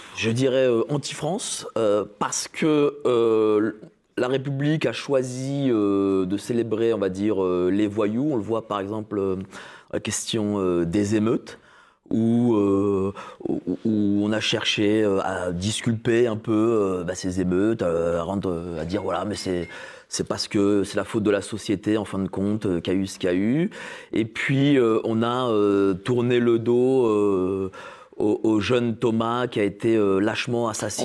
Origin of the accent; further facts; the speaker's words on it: Poland; En tant que Polonais